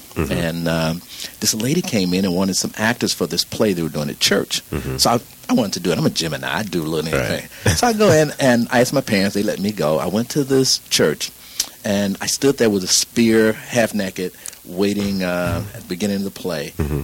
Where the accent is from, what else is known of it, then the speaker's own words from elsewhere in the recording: Chicago, Illinois, United States; moved away as an adult; also born or lived in Cincinnati, Ohio / Denver, Colorado; I'm originally from Cincinnati, but I was raised in Chicago.